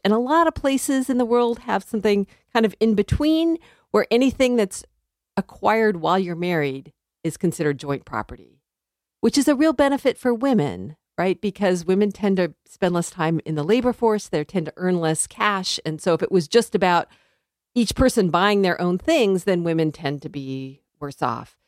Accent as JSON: {"language": "English", "region": "Southern California", "country": "United States", "tie": "born or raised there", "also_born_or_lived": "Missouri / Connecticut / Liberia / Arkansas", "moved": "as an adult", "said": "I grew up in Southern California"}